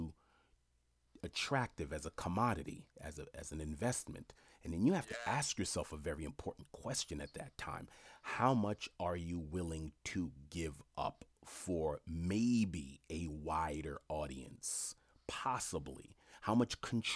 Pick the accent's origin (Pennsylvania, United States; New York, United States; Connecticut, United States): New York, United States; New York City; I grew up in Jamaica, Queens